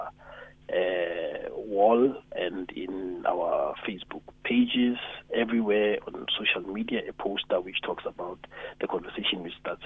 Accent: Mahikeng, North West, South Africa; I grew up with him in Mafikeng

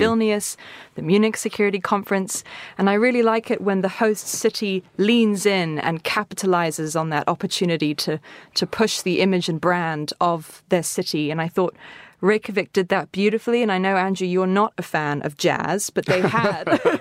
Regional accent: Cape Town, Western Cape, South Africa; I'm from Cape Town

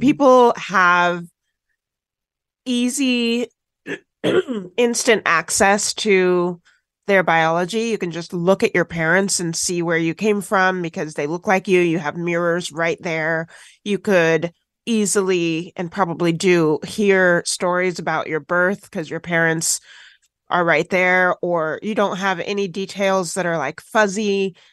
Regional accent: Washington, United States; also born or lived in Tennessee; I grew up in Washington State after being adopted from foster care in Tennessee.

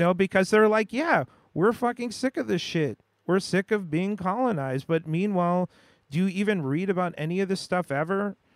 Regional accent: United States; growing up in the West, growing up in the U S

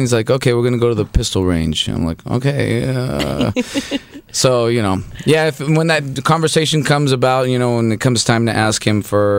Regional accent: Los Angeles, California, United States; first language Spanish; English is a second language; also born or lived in Guatemala / Colombia; So I didn't learn English until I was 6, and I was born in Los Angeles to a Guatemalan mother and a Colombian father, and the only thing we spoke at home was Spanish.

